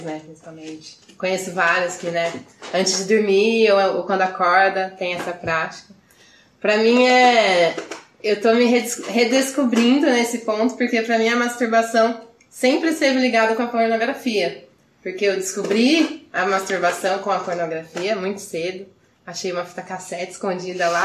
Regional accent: Campinas, São Paulo, Brazil; sou de Campinas

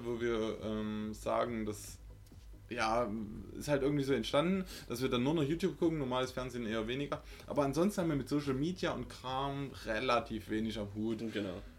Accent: Saxony, Germany; accent: Saxon; unseren sächsischen Dialekt

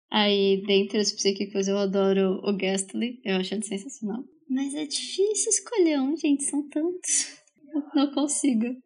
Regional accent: Bauru, São Paulo, Brazil; eu cresci em Bauru também

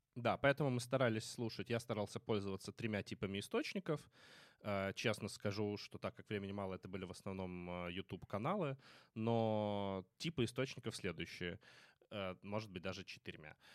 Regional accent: Kremenchuk, Poltava Oblast, Ukraine; в моем родном городе Кременчуге

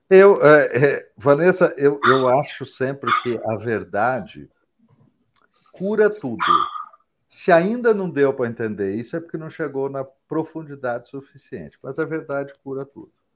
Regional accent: São Paulo, Brazil; eu sou paulista, mas não sou paulistano

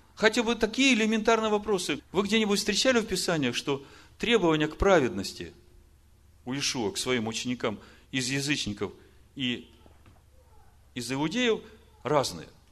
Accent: Ukraine; Я украинец

